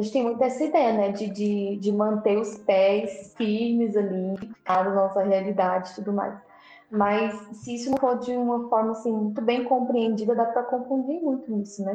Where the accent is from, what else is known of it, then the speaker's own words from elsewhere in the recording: Goiás, Brazil; sou de Goiás